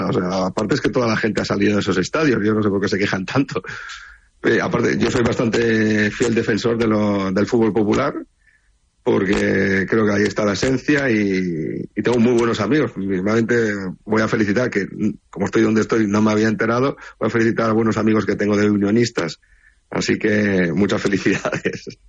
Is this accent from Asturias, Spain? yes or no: yes; Oviedo, Asturias, Spain; Yo soy de Oviedo